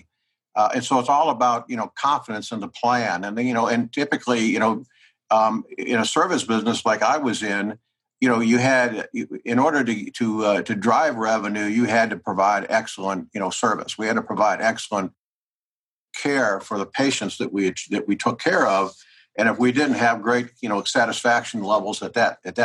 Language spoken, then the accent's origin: English; Midwest of the United States, United States; born or raised there